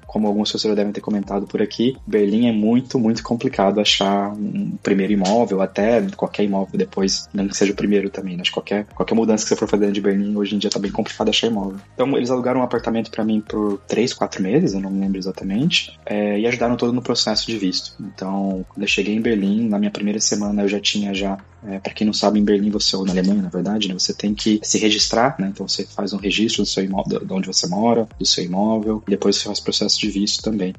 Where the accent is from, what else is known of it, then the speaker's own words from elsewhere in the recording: São José do Rio Preto, interior of São Paulo, Brazil; moved away as an adult; also born or lived in Caraguatatuba, Brazil / Germany; now in Málaga, Spain; Eu nasci no interior de São Paulo, São José do Rio Preto